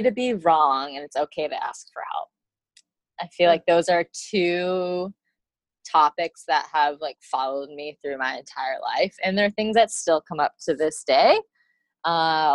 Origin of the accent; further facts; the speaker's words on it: Michigan, United States; moved away; I grew up in Michigan